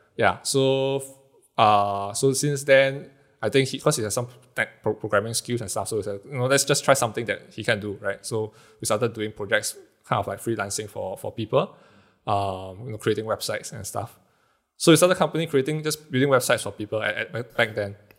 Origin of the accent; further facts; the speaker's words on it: Singapore; being Singaporean, live in houses that's not too big